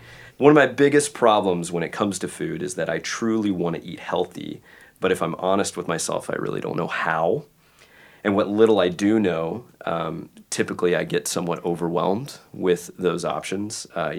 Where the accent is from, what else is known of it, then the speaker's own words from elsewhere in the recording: Tennessee, United States; now in Seattle, United States; I'm from the South originally, right? Tennessee boy who moved here to the Northwest.